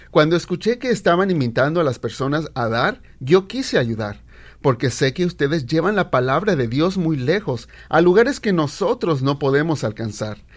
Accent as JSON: {"language": "Spanish", "region": "Oaxaca", "country": "Mexico", "moved": "yes", "lives_now": "United States", "said": "Desde que llegué a los Estados Unidos de Oaxaca, México, he aprendido mucho."}